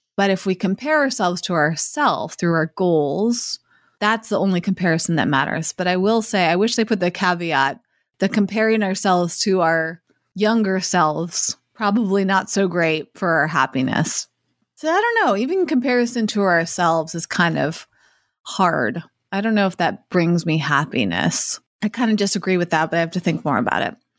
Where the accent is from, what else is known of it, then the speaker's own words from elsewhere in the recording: Massachusetts, United States; where I grew up in Massachusetts